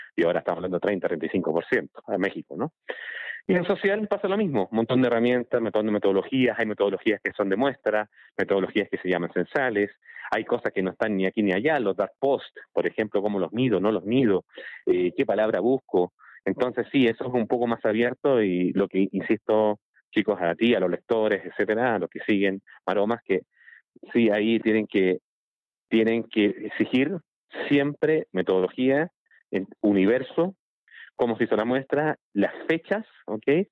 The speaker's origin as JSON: {"language": "Spanish", "country": "Chile", "said": "yo soy de Chile"}